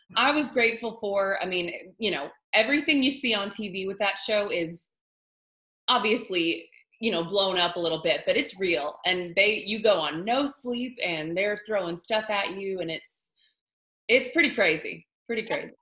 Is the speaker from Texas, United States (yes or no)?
no; Pittsburgh, Pennsylvania, United States; moved away as an adult; now in Nashville, United States; I am originally from Pittsburgh, Pennsylvania